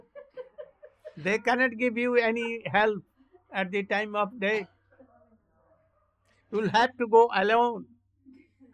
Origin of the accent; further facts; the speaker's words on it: India; we are coming from India